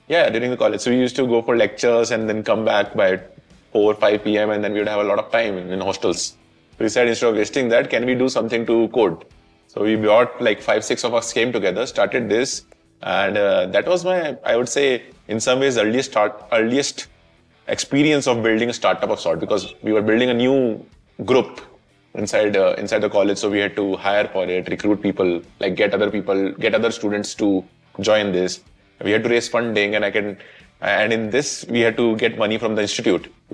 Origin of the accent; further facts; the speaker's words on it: Jaipur, Rajasthan, India; I grew up in Jaipur.